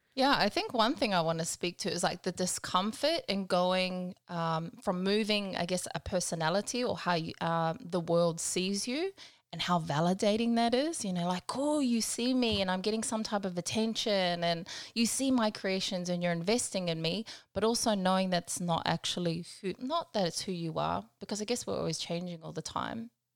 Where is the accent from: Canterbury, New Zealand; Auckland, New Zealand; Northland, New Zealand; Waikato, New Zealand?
Northland, New Zealand; Pawarenga; now in Brisbane, Australia; I'm from a little place called Pauarenga. I'm from New Zealand, Aotearoa. We're kind of on the northwest coast